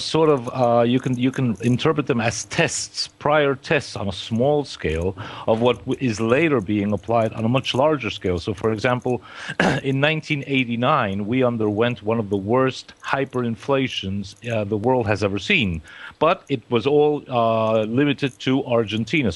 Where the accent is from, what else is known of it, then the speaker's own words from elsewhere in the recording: New York City, New York, United States; accent: Queens; moved away; my English is about as good as English can get in Queens, New York